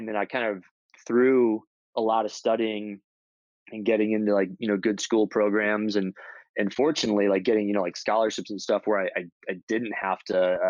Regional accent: Florida, United States; I grew up in Florida, which has a lot of nature

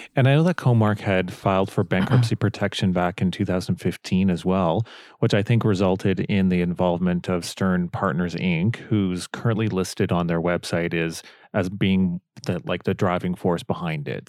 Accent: Canada; growing up in Canada, I've always known about Bootlegger

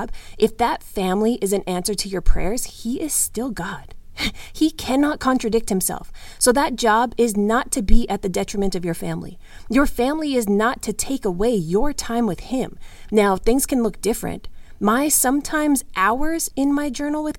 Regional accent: Canada; as a Canadian, I spent plenty of winter days as a child out there

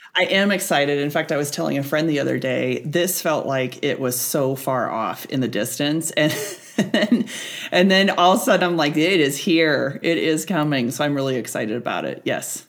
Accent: Nebraska, United States; I born and raised on Nebraska

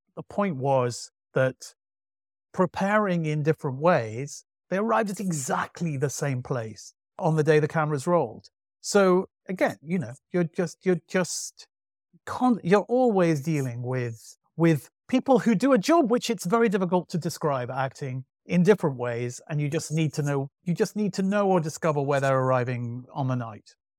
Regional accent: Manchester, North West England, United Kingdom; I grew up in Manchester

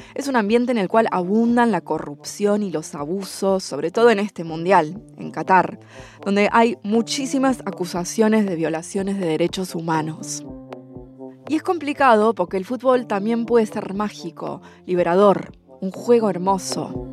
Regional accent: Argentina; Yo también soy argentina

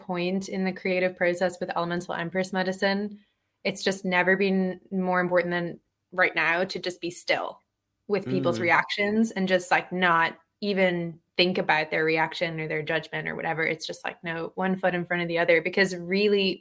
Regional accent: Dublin, Leinster, Ireland; moved away; I grew up in Dublin, I was raised there in Ireland

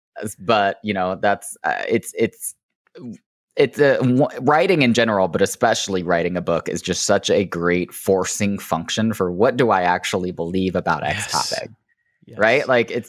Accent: Oklahoma, United States; they live where I grew up in Oklahoma

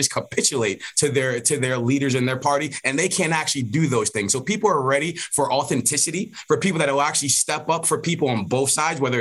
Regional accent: East Coast, United States; also born or lived in New Jersey; we're from the East Coast

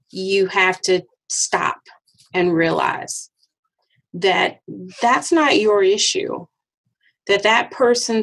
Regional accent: Arkansas, United States; moved away; growing up in Arkansas

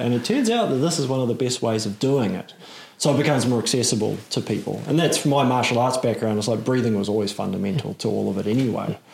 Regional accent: Auckland, New Zealand; I'm in Auckland. Yeah. I grew up in Auckland.

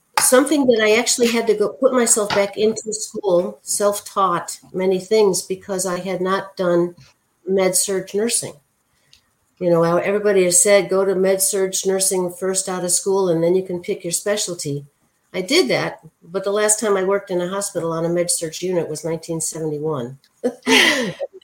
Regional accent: Chicago, Illinois, United States; I've always lived in the Chicago area, went to Loyola

